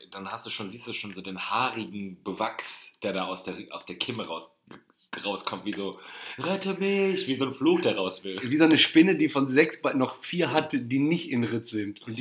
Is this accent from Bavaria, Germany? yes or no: no; Barmen, North Rhine-Westphalia, Germany; ich war in Barmen, ne, wo ich groß geworden bin, und es ist, ja so, am, ja, ist ja so am See.